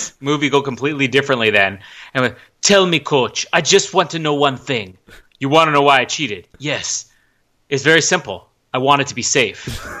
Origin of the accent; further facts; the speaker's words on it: Canada; that is like our cowboy culture here in Canada.